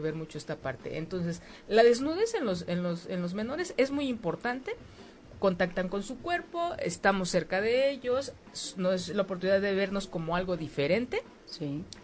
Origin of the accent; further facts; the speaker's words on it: Mexico; como mexicanas, como mexicanos